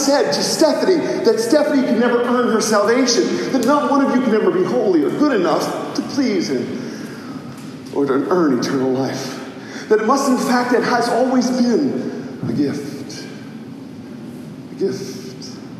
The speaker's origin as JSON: {"language": "English", "region": "Mississippi", "country": "United States", "tie": "born or raised there", "said": "because when I was a child, growing up in Mississippi, he described how they would work in the fields during the day"}